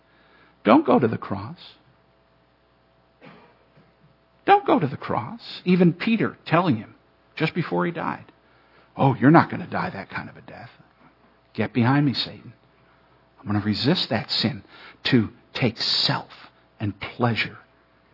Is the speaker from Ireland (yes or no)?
yes; Ireland; I'm Irish